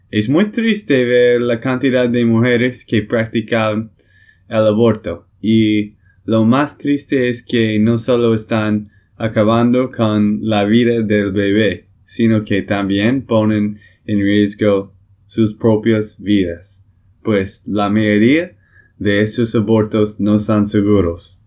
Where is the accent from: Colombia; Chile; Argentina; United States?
United States; Texas; de Texas, Estados Unidos